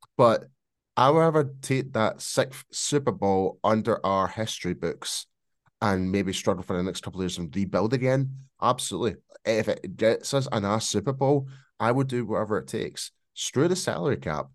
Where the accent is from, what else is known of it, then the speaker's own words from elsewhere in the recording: Scotland, United Kingdom; accent: Scottish; my bloody Scottish accent